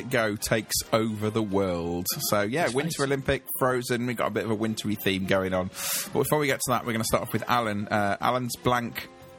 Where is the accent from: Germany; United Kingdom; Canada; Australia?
United Kingdom; We're British girls medalling in the snow.